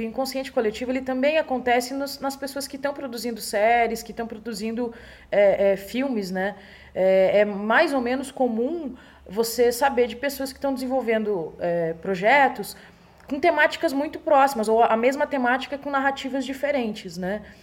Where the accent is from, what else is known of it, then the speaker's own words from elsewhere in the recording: Brazil; para nós aqui que somos brasileiros e brasileiras